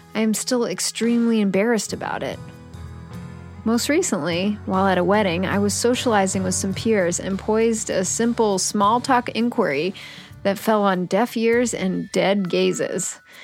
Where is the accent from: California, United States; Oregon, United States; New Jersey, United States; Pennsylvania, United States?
Pennsylvania, United States; Pittsburgh; moved away; my hometown of Pittsburgh, Pennsylvania